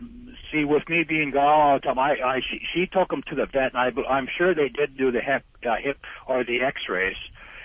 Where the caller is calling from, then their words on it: North Dakota, United States; Well, right now I'm in North Dakota. I'm a truck driver on the road.